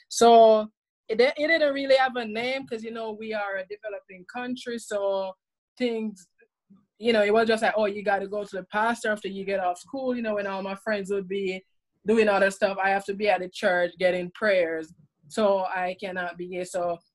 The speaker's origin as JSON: {"language": "English", "country": "Jamaica", "tie": "born or raised there", "moved": "yes", "lives_now": "Prince George's County, Maryland, United States", "said": "So I grew up in Jamaica, and when I was 15, I came out as being a lesbian there to my family."}